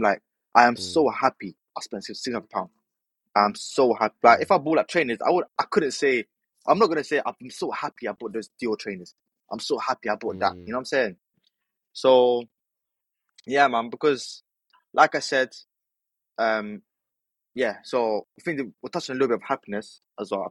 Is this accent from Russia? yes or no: no; Morocco; now in United Kingdom; I'm actually from Morocco. But yeah, I'm Moroccan.